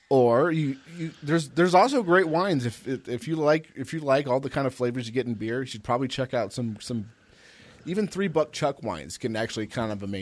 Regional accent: California, United States; moved away; See, I came from California, and people think would would sometimes like come over or whatever

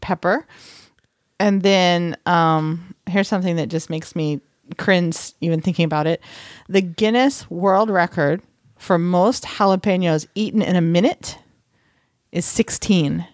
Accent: Texas, United States; moved away; I am from Texas

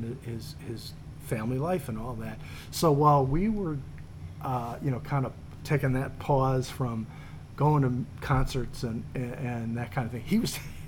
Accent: Chicago, Illinois, United States; as a Chicagoan

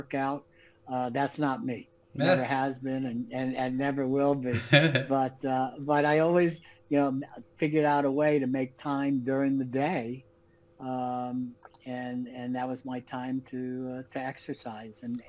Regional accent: Los Angeles, California, United States; moved away as an adult; also born or lived in New York / Manhattan / Malibu; now in Florida, United States; I was born in New York and then raised in Los Angeles

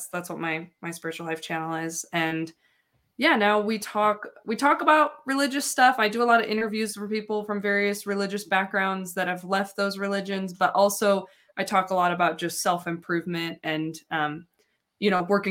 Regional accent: St. Louis, Missouri, United States; moved away; I grew up in St. Louis. I met Jared at BYU.

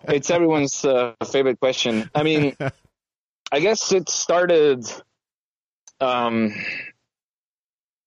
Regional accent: Venezuela; moved away as an adult; also born or lived in United States; now in Germany; I was born and raised in Venezuela

